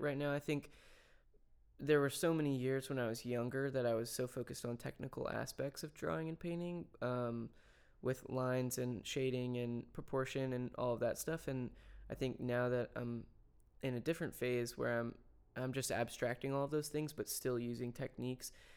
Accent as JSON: {"language": "English", "town": "Franklin", "region": "Tennessee", "country": "United States", "tie": "born or raised there", "said": "I didn't grow up in, in Nashville. I grew up in Franklin"}